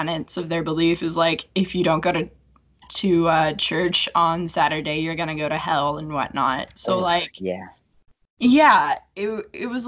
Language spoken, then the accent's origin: English; California, United States; now in Spokane, United States; I'm originally from California